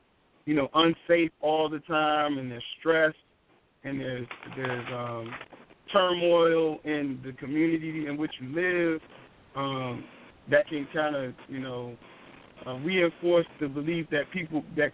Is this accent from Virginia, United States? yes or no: yes; Charlottesville, Virginia, United States; our town where I grew up in Charlottesville, Virginia